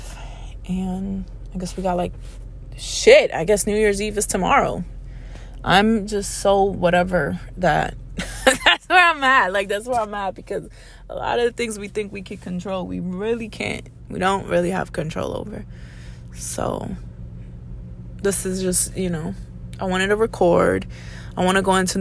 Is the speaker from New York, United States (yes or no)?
yes; New York City, New York, United States; I'm from the Bronx